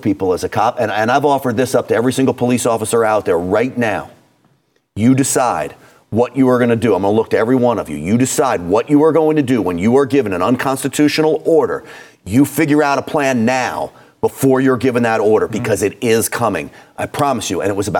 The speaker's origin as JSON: {"language": "English", "region": "New York", "country": "United States", "tie": "born or raised there", "moved": "yes", "lives_now": "Texas, United States", "said": "I grew up in New York"}